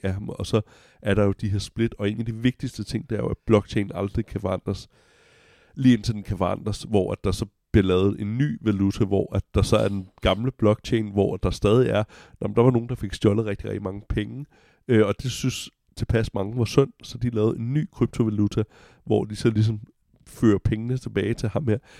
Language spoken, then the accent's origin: Danish; Denmark